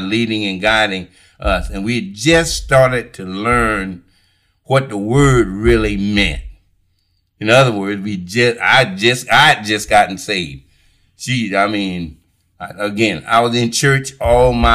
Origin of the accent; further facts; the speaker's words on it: Alcalo, South Carolina, United States; I was raised in Alkaloo